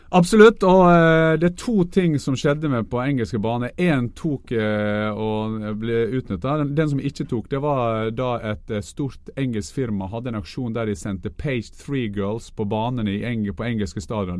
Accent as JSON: {"language": "Norwegian", "country": "Norway", "said": "vi som nordmenn"}